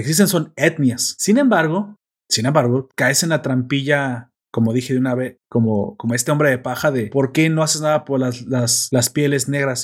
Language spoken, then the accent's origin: Spanish; Mexico; yo soy mexicano